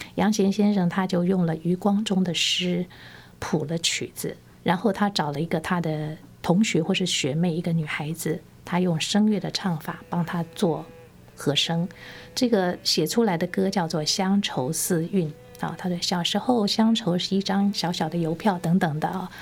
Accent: southern Taiwan, Taiwan; moved away; 我们原来是南部人嘛，到了北部之后

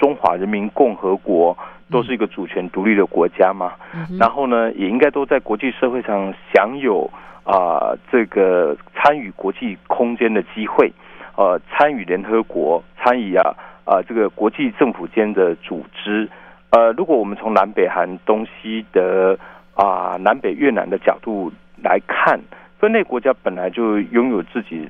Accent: Taiwan; 我们说我们来自台湾没有错。

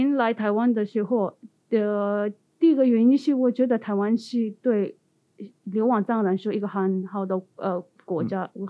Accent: India; Chinese is a second language; 因为我是从印度来的

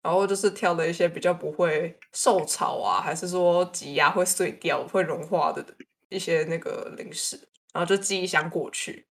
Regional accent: Tainan, Taiwan; 安娜，我台南人呢，我吃这个才是应该的。

